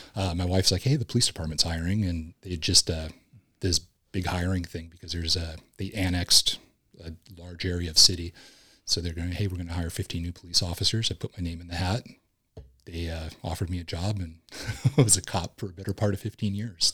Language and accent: English; Huntington Beach, California, United States; Originally, I'm from Huntington Beach, California